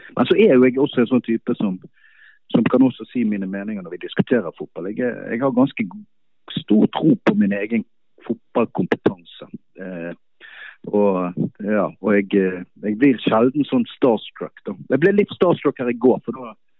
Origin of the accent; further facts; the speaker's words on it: Bergen, Vestland, Norway; moved away as an adult; also born or lived in Drammen, Norway; now in Munich, Germany; så er jeg jo bergenser, jeg var der i nesten fire år, og da ville jeg hjem igjen